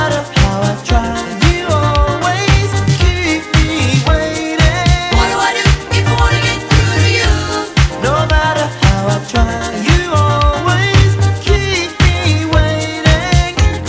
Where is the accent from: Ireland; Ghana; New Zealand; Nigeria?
Ghana; Apam, Central Region; That's my hometown.